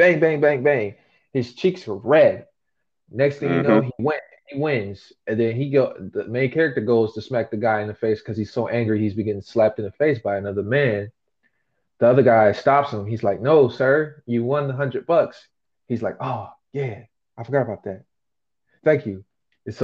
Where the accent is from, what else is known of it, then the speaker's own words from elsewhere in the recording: United States; I'm from America